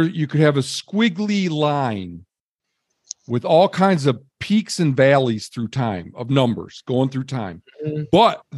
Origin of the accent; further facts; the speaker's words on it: Michigan, United States; I grew up in Michigan